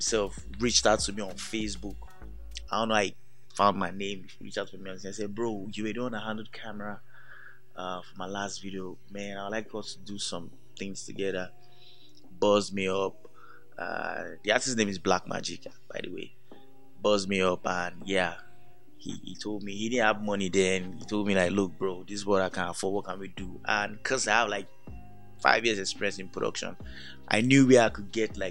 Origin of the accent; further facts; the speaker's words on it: Lagos, Nigeria; I was born in Lagos, lived all my life in Lagos.